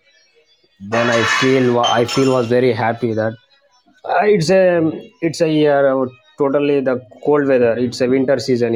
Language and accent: English; India; I'm from India